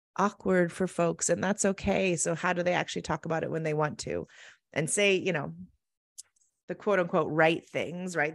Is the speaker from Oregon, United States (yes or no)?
yes; Oregon, United States; moved away as an adult; also born or lived in Arizona; I grew up in Oregon, very small, rural school